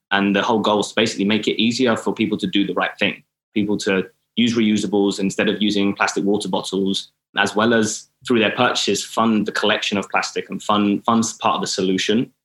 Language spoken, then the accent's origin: English; Milton Keynes, South East England, United Kingdom; moved away as an adult; also born or lived in Atlanta; now in Los Angeles, United States; I was moving from Milton Keynes, where I'm from